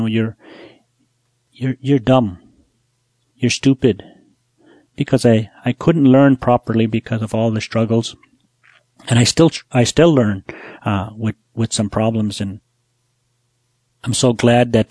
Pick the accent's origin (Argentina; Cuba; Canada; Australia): Canada; Buffalo Narrows, Saskatchewan; I'm from Buffalo Narrows. I was born there. I grew up there